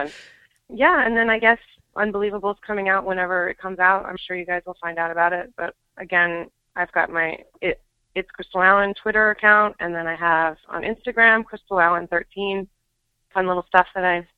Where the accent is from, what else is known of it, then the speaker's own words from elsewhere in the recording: Canada; I'm Canadian